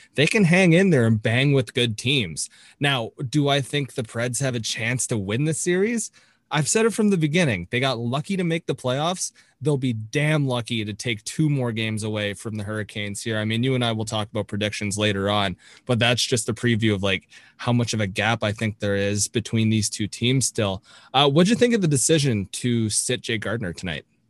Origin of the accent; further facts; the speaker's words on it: Toronto, Ontario, Canada; I am from Toronto, so I got to watch Jake mm-hmm. play for a lot of his career